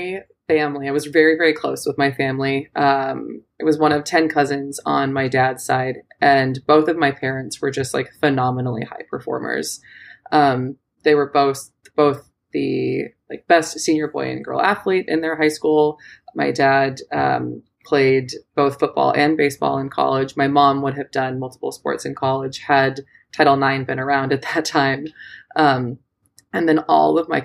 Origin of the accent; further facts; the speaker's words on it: Southern California, United States; moved away; I am born and raised in Southern California